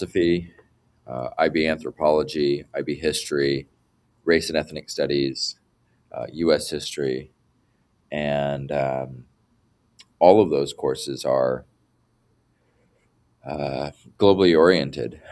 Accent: Beaverton, Oregon, United States; when I was a student in Beaverton, there were very few Asian kids

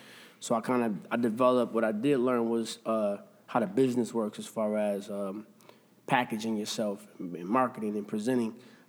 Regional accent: Grand Rapids, Michigan, United States; also born or lived in Atlanta, Georgia; My parents got their first apartment. And then we moved from Kentwood back into the city. And I grew up, like, in the Garfield Park area.

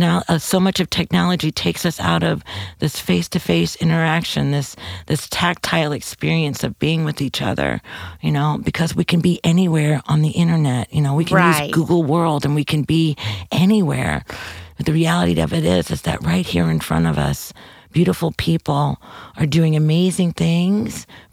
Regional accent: St. Louis, Missouri, United States; when I tell people I'm from St. Louis, they're like, what?

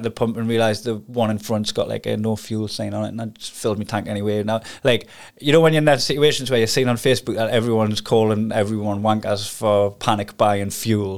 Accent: Newcastle upon Tyne, North East England, United Kingdom; accent: Geordie; now in Glasgow, United Kingdom; Now I've got a Geordie accent

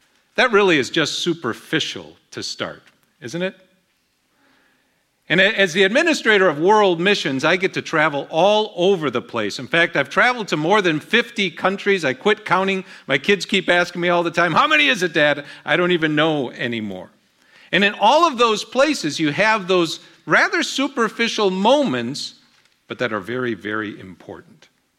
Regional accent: Colombia; also born or lived in Dominican Republic; now in Houston, United States; my dad was a missionary to Colombia, so I grew up in Colombia, South America.

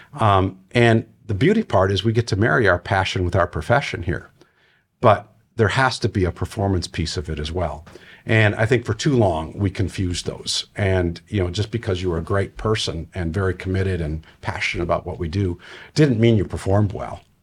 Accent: Wisconsin, United States; moved away; I'm originally from Wisconsin

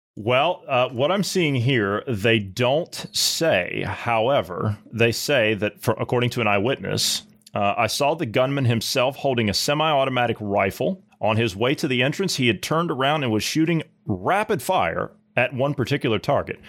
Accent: Midwest, United States; I grew up in the Midwest.

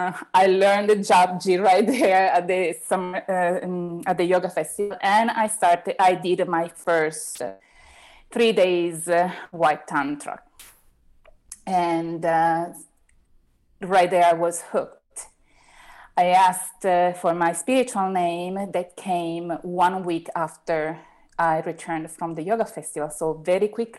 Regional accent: Italy; English is a second language; also born or lived in Rome; I was the only Italian in that specific moment

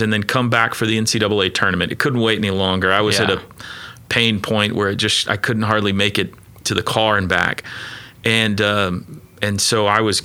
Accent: Mustang, Oklahoma, United States; also born or lived in New Castle, Indiana; I lived in Mustang throughout elementary school and junior high

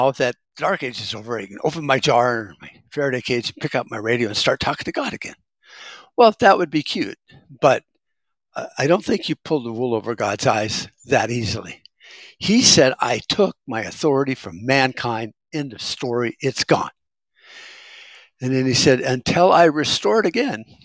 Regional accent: United States; I'm an American

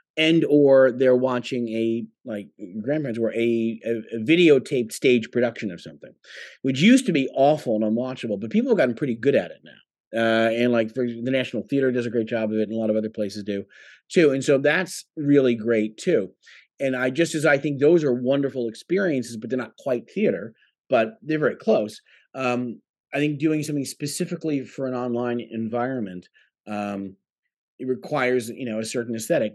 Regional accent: Long Island, New York, United States; also born or lived in London; I grew up on Long Island

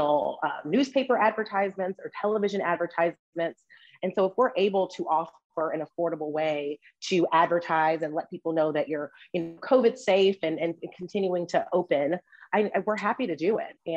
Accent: Memphis, Tennessee, United States; moved away as an adult; now in Washington, DC area, United States; I am originally from Memphis, Tennessee, but have been living in the DC area for right at 7 years.

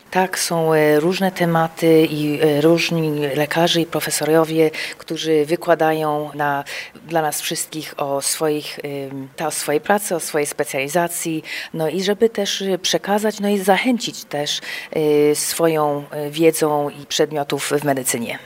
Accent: Chicago, Illinois, United States; also born or lived in Kraków, Poland; ja się urodziłam w Chicago, kończyłam na University of Illinois w Champaign

